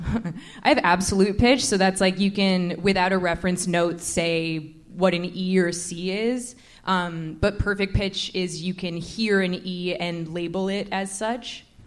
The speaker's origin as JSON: {"language": "English", "town": "Oakville", "region": "Ontario", "country": "Canada", "tie": "born or raised there", "said": "I grew up in Oakville."}